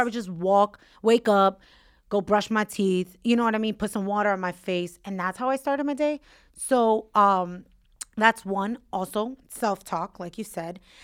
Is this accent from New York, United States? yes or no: yes; New York City, New York, United States; where I grew up in Williamsburg